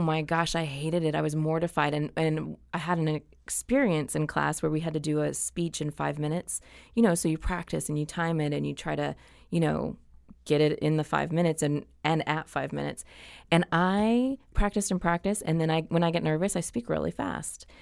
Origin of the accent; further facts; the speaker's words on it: Anaheim, California, United States; I grew up in Orange County. So I grew up in Anaheim Hills